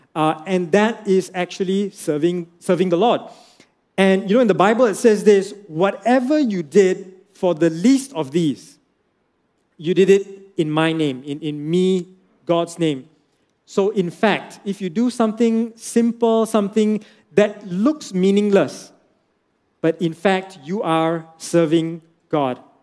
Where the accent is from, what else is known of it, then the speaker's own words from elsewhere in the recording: Penang, Malaysia; I'm from Penang